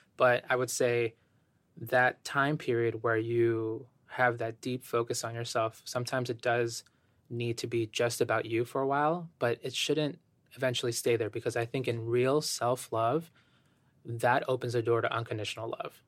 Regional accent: Ecuador; moved away; I have an immigrant background. I was born in Ecuador.

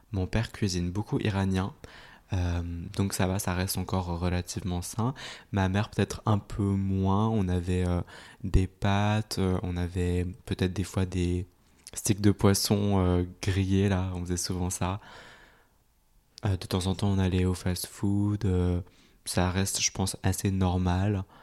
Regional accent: Switzerland; En Suisse.

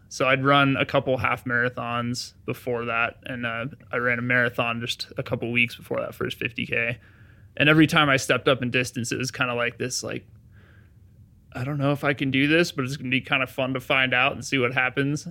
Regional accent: Durango, Colorado, United States; I grew up in Durango, Colorado

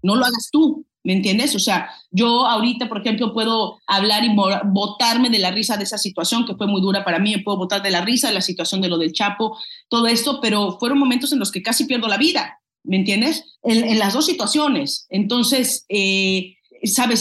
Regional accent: Mexico; now in United States; somos los, los mexicanos

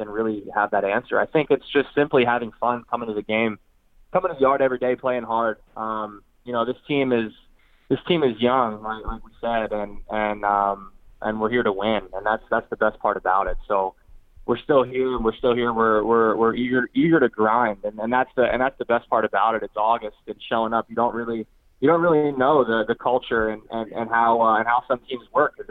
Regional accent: Pennsylvania, United States; now in Florida, United States; I grew up in Pennsylvania, so I'm a Northeast kid

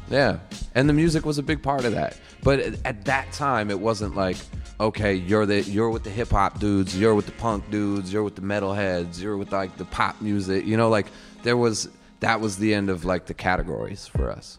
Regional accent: Chicago, Illinois, United States; moved away; also born or lived in Colorado; I was born and raised in Chicago, and then my parents moved me to Colorado because my dad got a job out there

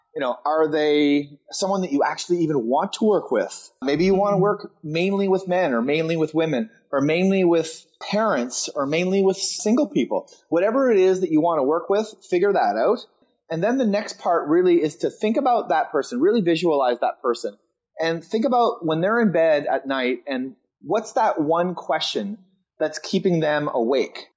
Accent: East Coast of Canada, Canada; moved away as an adult; I decided to move back to my hometown, which is in the east coast of Canada

